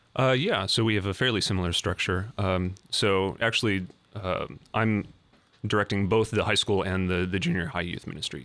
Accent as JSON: {"language": "English", "town": "Fargo", "region": "North Dakota", "country": "United States", "tie": "born or raised there", "moved": "as an adult", "lives_now": "Columbus, United States", "said": "I'm originally from Fargo, North Dakota."}